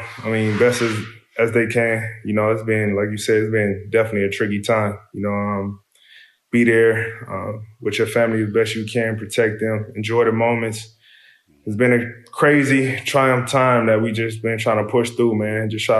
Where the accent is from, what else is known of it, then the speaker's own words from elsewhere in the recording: Compton, California, United States; You know, it's just a natural instinct growing up in Compton to understand, you know, where to go, where not to go, what time to go somewhere, how to maneuver.